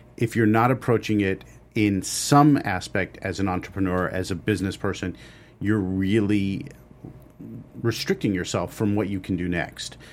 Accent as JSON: {"language": "English", "town": "Los Angeles", "region": "California", "country": "United States", "tie": "born or raised there", "said": "I grew up in Los Angeles."}